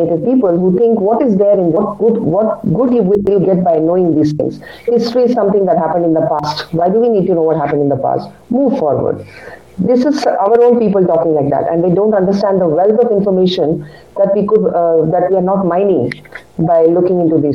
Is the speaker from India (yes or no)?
yes; Kolkata, West Bengal, India; first language Kannada; English is a second language; I studied in Calcutta